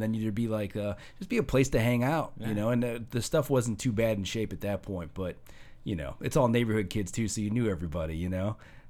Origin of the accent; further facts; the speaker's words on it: Hammond, Indiana, United States; I grew up in Hessville from, like, fourth grade or third grade to about eighth grade. And we lived in the, by, like, Ohio Street